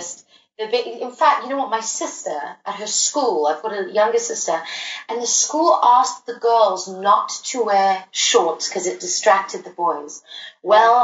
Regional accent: South Africa; moved away; I'm originally from South Africa

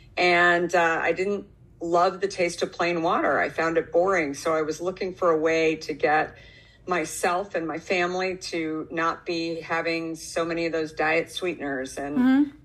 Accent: Arizona, United States; moved away as an adult; also born or lived in New York City; I grew up in Arizona

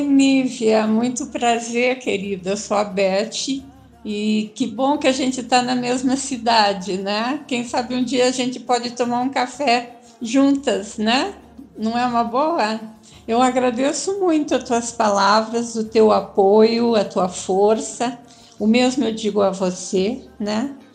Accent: Curitiba, Paraná, Brazil; now in São Paulo, Brazil; eu sou de Curitiba

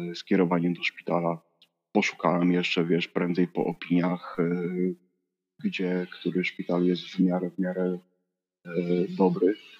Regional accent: Silesian Voivodeship, Poland; also born or lived in Przemyśl area, Poland / Bytom, Poland / Gliwice, Poland; Jestem ze Śląska, tak wiesz, z serca tego górnego Śląska

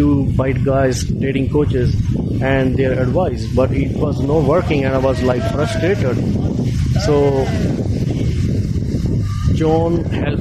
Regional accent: India; now in Australia; I am from India

